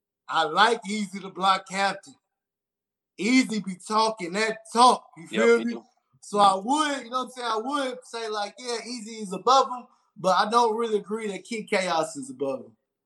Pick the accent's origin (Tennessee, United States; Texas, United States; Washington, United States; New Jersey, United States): Texas, United States; I'm from Texas.